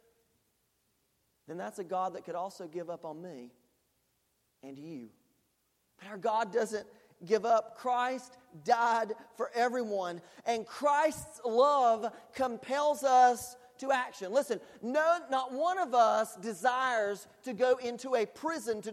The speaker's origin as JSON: {"language": "English", "country": "United States", "said": "as an American and as someone who has people who have served in the military and in my family"}